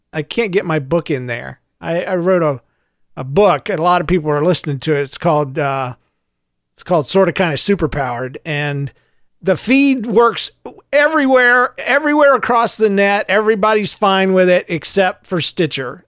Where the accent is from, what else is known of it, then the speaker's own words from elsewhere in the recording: St. Louis, Missouri, United States; I'm from Saint Louis